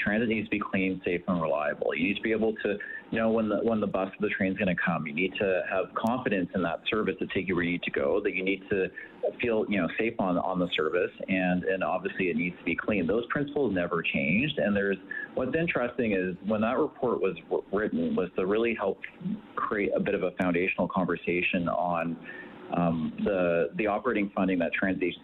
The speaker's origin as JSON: {"language": "English", "town": "Edmonton", "region": "Alberta", "country": "Canada", "tie": "born or raised there", "said": "I'm actually from Edmonton. I was born and raised Edmontonian"}